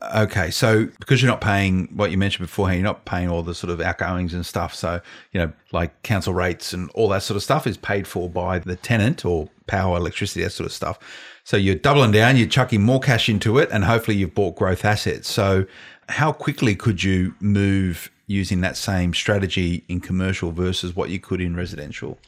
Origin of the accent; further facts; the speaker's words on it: Blacktown, New South Wales, Australia; I grew up around Blacktown Way